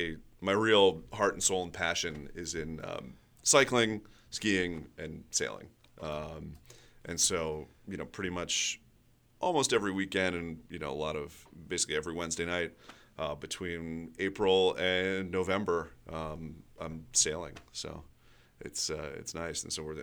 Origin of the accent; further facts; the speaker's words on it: Hanover, New Hampshire, United States; also born or lived in Washington, D.C.; So New England, yeah, Massachusetts, New Hampshire. Was born in D.C. though, so my roots aren't all that far, I guess.